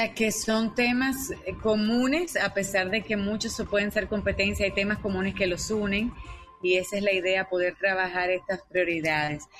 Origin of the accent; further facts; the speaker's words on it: Dominican Republic; yo como como dominicana